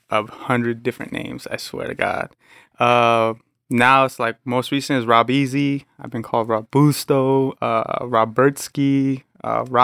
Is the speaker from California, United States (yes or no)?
yes; San Jose, California, United States; I'm from San Jose. So yeah, the Bay Area is